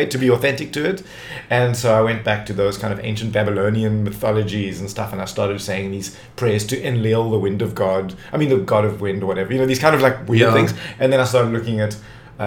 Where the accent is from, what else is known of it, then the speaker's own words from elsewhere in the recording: Cape Town, Western Cape, South Africa; I grew up in Tableview, which was like suburbia